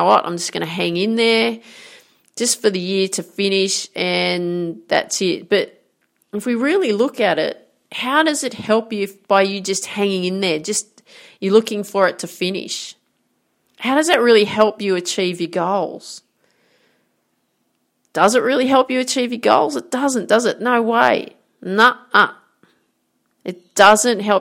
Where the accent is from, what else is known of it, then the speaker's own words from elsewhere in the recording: Grafton, New South Wales, Australia; I grew up in Grafton in northern New South Wales here in Australia